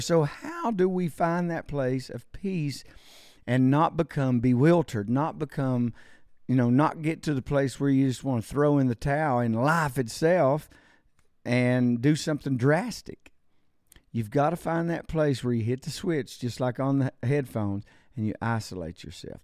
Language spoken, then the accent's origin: English; United States; I'm an American citizen